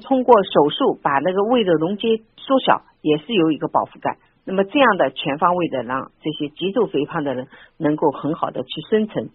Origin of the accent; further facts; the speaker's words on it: Shanghai, China; 我们上海人